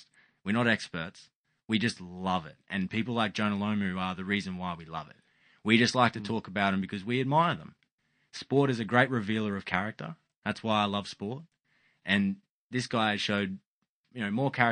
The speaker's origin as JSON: {"language": "English", "country": "Australia", "said": "as an Australian"}